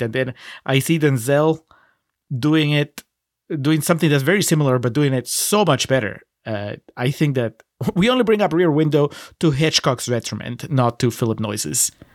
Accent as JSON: {"language": "English", "country": "Peru", "tie": "born or raised there", "moved": "yes", "said": "I grew up in Peru"}